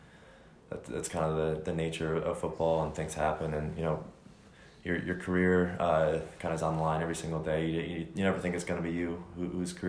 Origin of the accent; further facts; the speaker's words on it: New Jersey, United States; I had Rutgers, they were my home state, hometown offer